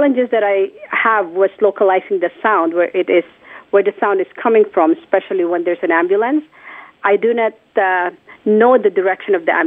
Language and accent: English; Philippines; moved away; I was already working at a hearing clinic in my hometown, which is the Philippines.